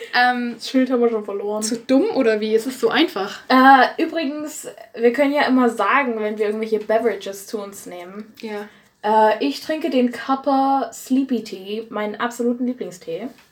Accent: Erzgebirge, Saxony, Germany; ich komme ja aus dem Erzgebirge

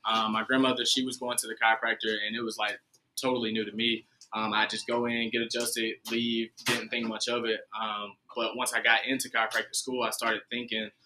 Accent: Asheville, North Carolina, United States; also born or lived in Memphis; I'm originally from Asheville, North Carolina, which is right up the road, about an hour and 45 minutes

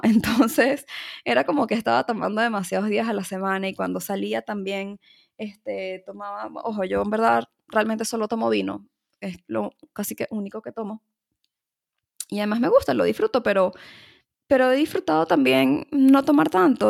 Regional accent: Caracas, Capital District, Venezuela; en mi país, en mi ciudad este, Caracas

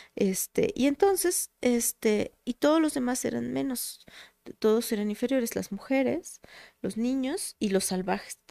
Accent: Tlaxcala, Mexico; mi acta de nacimiento es de Puebla, pero es que yo siempre he vivido en Tlaxcala, he sido de Tlaxcala

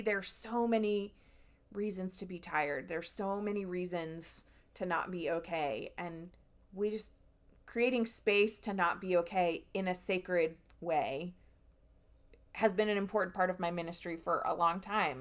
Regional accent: New Jersey, United States; my home state of New Jersey

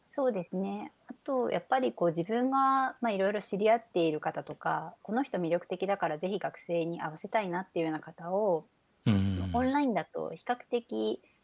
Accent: Ube, Yamaguchi, Japan; moved away as an adult; 生まれてから、まあ、高校まで山口県で過ごしたんですけど

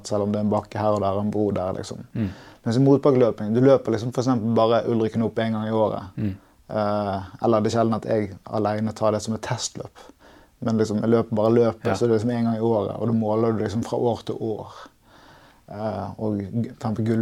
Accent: Tromsø, Troms, Norway; Jeg er fra Tromsø.

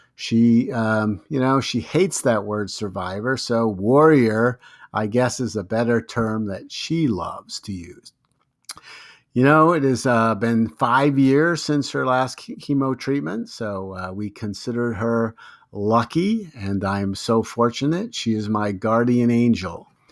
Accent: Long Island, New York, United States; also born or lived in Brooklyn, New York / White Plains, New York; I was born in Brooklyn, New York. You know, I lived in Lo-, on Long Island, New York until the ninth grade, and then I moved to White Plains, New York, where I actually finished high school

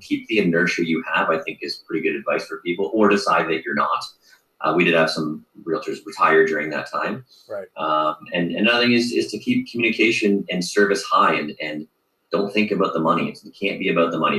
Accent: Mississauga, Ontario, Canada; also born or lived in Tokyo, Japan; having moved here from Tokyo, Japan, uh, but yeah. growing up in Mississauga

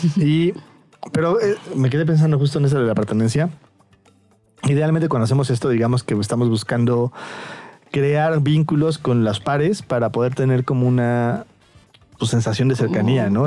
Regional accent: Mexico; siendo yo eh, mexicano

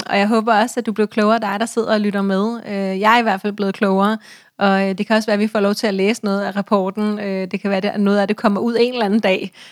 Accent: Denmark; er vi jo danskere.

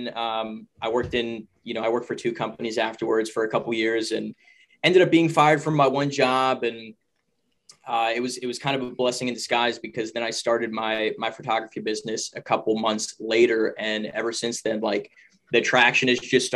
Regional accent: Pennsylvania, United States; also born or lived in Pittsburgh; I'm from Pennsylvania. I currently live in Pittsburgh right now

